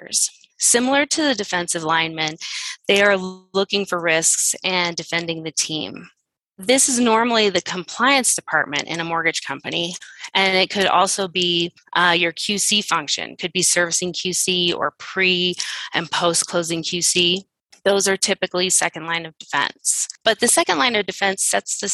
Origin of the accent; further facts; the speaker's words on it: Phoenix, Arizona, United States; I am from the Phoenix area